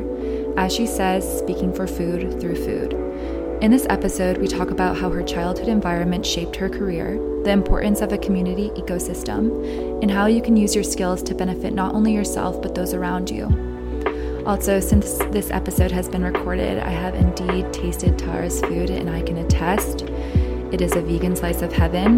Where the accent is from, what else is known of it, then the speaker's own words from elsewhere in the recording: Cape Ann, Massachusetts, United States; moved away as an adult; now in New York, United States; I'm from Massachusetts. My dad is from Lebanon, so I'm like first gen here. But my mom is American and just like a mix of things. But I was born and raised on like an island super northern Mass called Cape Ann